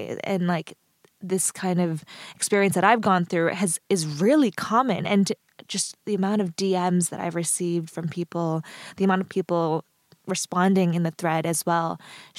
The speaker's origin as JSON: {"language": "English", "country": "United States", "tie": "born or raised there", "moved": "as an adult", "lives_now": "Sweden", "said": "I'm not from China. I was born and raised in the US"}